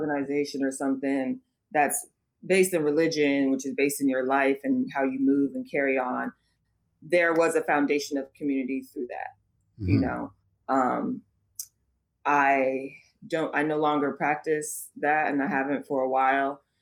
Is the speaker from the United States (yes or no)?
yes; Oakland, California, United States; growing up, I'm from Oakland. So growing up in Oakland